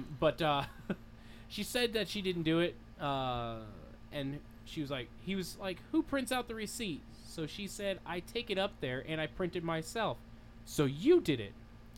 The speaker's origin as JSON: {"language": "English", "region": "New York", "country": "United States", "said": "I'm from New York"}